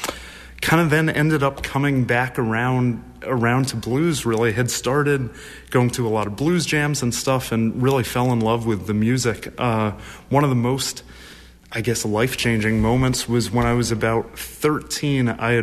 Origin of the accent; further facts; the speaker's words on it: Waltham, Massachusetts, United States; Well, I grew up in Waltham, Massachusetts, so pretty local.